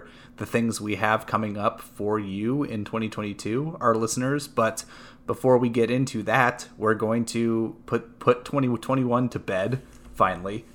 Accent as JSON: {"language": "English", "town": "North Bend", "region": "Washington", "country": "United States", "tie": "born or raised there", "said": "I went to the North Bend Theater opening night, which, we are a small town"}